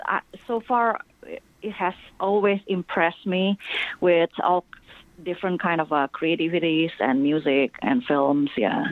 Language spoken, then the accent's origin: English; Singapore; moved away as an adult; also born or lived in Indonesia; now in United States; I grew up most of my young adults and adults life in Singapore.